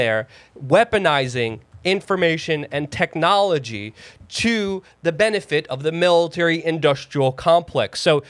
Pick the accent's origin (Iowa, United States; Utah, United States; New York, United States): New York, United States; New York City; growing up in New York City